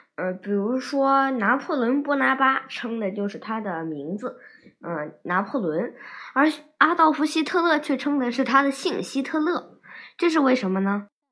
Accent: China; 一般我们中国人，嗯，称外国人

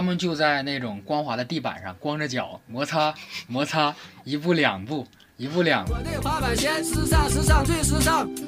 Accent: China; 作为一个中国人

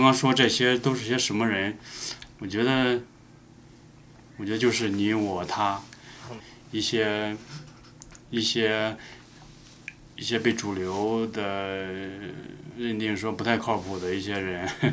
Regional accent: Linyi, Shandong, China; moved away; 我的老家山东临沂

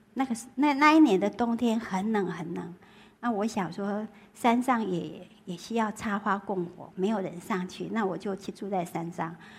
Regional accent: Taiwan; moved away as an adult; now in Beijing, China; 我自己从小， 我在台湾，我们台湾叫三合院

